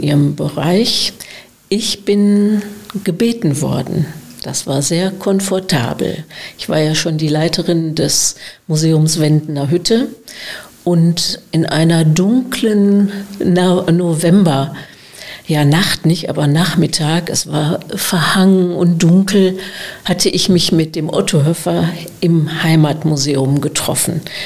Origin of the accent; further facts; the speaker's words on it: Gelsenkirchen, North Rhine-Westphalia, Germany; accent: Ruhrgebiet; also born or lived in Freiburg / Münster; now in Breckerfeld, Germany; schleicht sich doch das eine oder andere Ruhrgebietsidiom ein. Also ich bin aus Gelsenkirchen